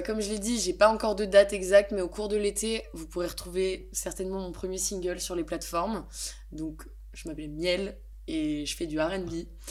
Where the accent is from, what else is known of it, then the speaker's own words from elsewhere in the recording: Besançon, Bourgogne-Franche-Comté, France; moved away as an adult; now in Lyon, France; je viens de Besançon dans l'est de la France